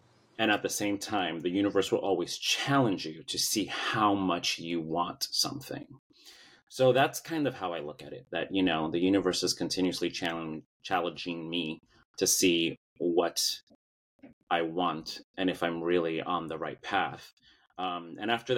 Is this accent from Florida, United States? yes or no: no; New York City, New York, United States; moved away as an adult; now in Los Angeles, United States; I currently live in Los Angeles, but I was born and raised in Brooklyn, New York. I moved out here in 2006